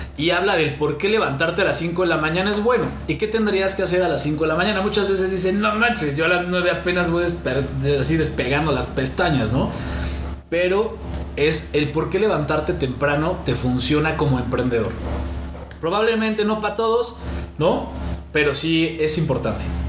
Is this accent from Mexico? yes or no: yes; Mexico; nos tachan como mexicanos